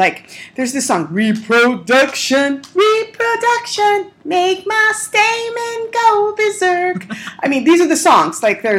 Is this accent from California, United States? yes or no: yes; Los Angeles, California, United States; so I grew up in North Hollywood